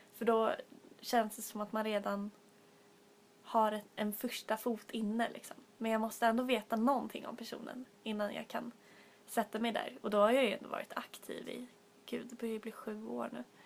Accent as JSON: {"language": "Swedish", "town": "Stockholm", "region": "Stockholm County", "country": "Sweden", "said": "vi är tre stockholmare här idag"}